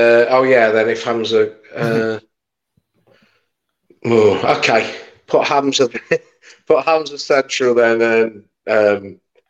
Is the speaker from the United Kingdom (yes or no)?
yes; Leicestershire, East Midlands, United Kingdom; We're both from Leicestershire